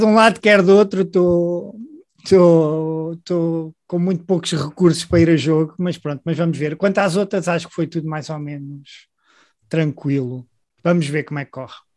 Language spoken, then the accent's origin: Portuguese; Grândola, Alentejo, Portugal; moved away as an adult; also born or lived in Coimbra; sou de Grândola, de uma terra pequena